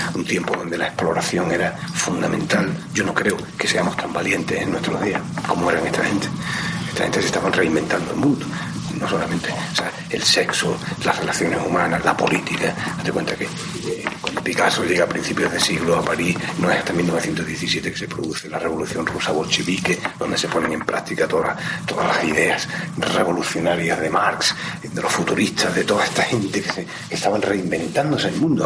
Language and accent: Spanish; Málaga, Andalusia, Spain; moved away; nacimos en Málaga, efectivamente, eso es así, nadie lo puede evitar. Mm, nos fuimos de Málaga también a unas edades más o menos parecidas